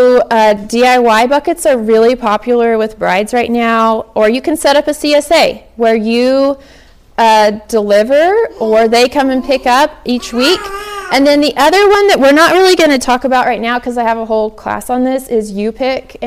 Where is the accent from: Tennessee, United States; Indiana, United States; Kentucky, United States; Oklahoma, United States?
Oklahoma, United States; I'm from Oklahoma, and for some reason, we all say zinnias.